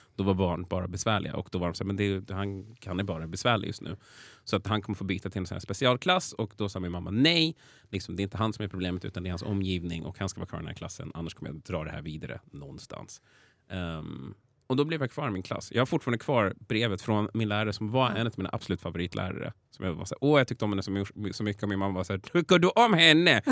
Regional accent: Vallentuna, Stockholm County, Sweden; also born or lived in Täby / Danderyd; flyttade vi till Vallentuna och det är där jag spenderade större delen av mitt liv

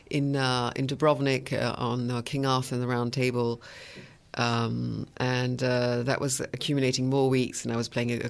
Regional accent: Geneva, Switzerland; also born or lived in London, United Kingdom / Paris, France; and 1973 we moved to Geneva when the UNICEF headquarters moved to Geneva.

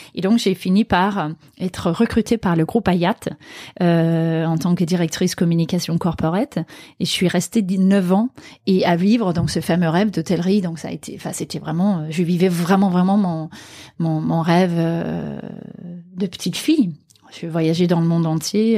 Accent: Aarhus, Central Denmark Region, Denmark; moved away; ma ville natale Aarhus donc la deuxième ville du Danemark

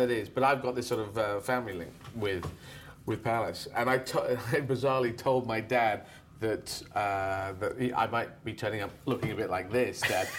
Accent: Yemen; born there; I'm going to learn Arabic, because I was born in Yemen, so I'm going to learn Arabic.

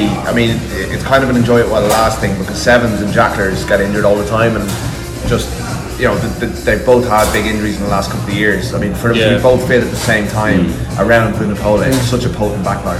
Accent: Ireland; from an Irish point of view.

